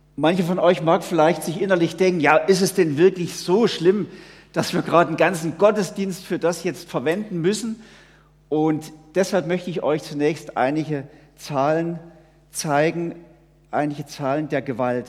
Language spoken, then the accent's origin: German; Switzerland; wir leben eigentlich in einer sehr, sehr behüteten Welt hier bei uns in der Schweiz